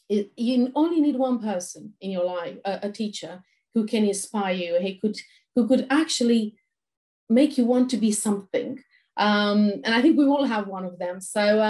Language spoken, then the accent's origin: English; Romania; moved away; I was born in Romania during the communist times.